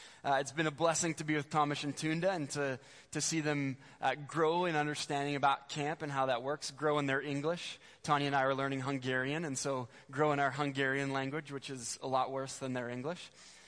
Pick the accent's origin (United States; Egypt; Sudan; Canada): Canada; Spruce Grove, Alberta; I grew up in Spruce Grove.